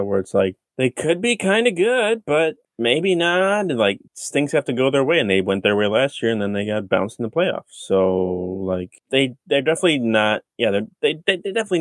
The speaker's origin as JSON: {"language": "English", "region": "upstate New York", "country": "United States", "also_born_or_lived": "Rochester, New York / Syracuse, New York", "moved": "as an adult", "lives_now": "Minnesota, United States", "said": "upstate New York, kind of. I was born in Rochester, but I lived in the Syracuse area"}